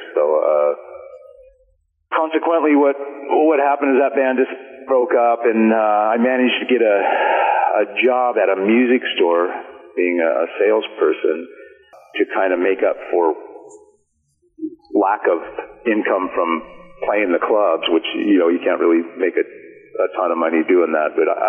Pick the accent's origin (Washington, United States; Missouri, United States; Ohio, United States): Washington, United States; Chehalis; now in Seattle, United States; I was born in Chehalis, which is kind of centered in between Seattle and Portland, right down I-5 in Lewis County. And I kind of grew up out in the rural area out in southwest Washington.